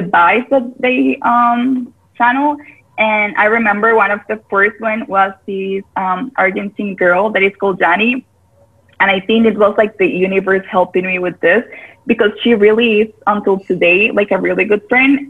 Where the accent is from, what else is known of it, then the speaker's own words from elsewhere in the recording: Costa Rica; I am born and raised in Costa Rica